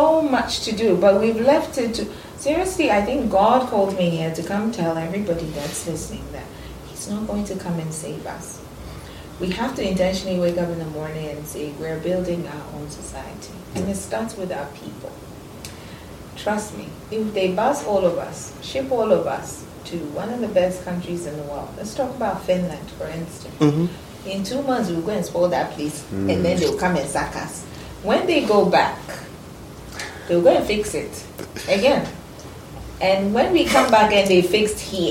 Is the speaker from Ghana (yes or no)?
yes; Ghana